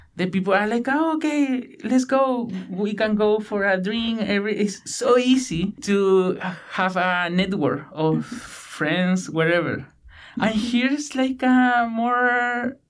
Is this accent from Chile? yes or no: yes; Chilean Patagonia, Chile; English is a second language; moved away as an adult; now in Victoria, Canada; Patagonia, I am from Chile, from the west side of Patagonia, where there are a lot of channels and rainforests